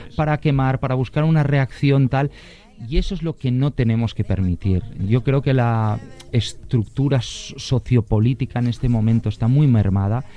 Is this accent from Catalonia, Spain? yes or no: yes; Barcelona, Catalonia, Spain; he nacido en, Barcelona